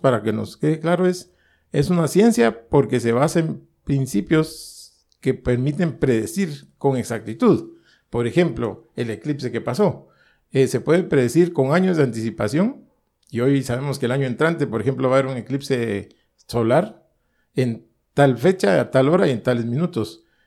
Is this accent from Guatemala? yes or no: yes; Guatemala; yo, vengo de Guatemala